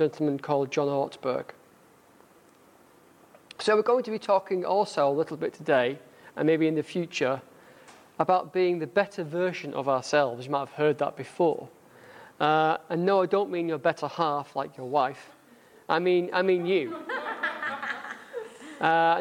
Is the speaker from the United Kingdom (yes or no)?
yes; United Kingdom; accent: northern; my northern accent